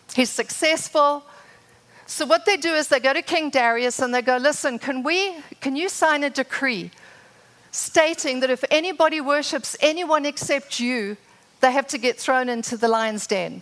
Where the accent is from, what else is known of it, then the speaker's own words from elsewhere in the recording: Zimbabwe; moved away as an adult; now in United States; I'm from Zimbabwe. For those that didn't know, I met Rod there, had my children there, lived there for 27 years. My father was a pioneer farmer.